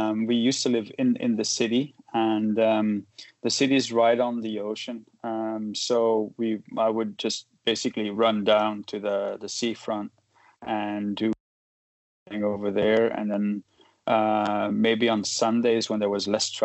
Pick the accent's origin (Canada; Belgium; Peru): Belgium; moved away as an adult; also born or lived in Portugal; now in Luanda, Angola; I was born and raised in Belgium, and I lived in Belgium till my 24th or 25th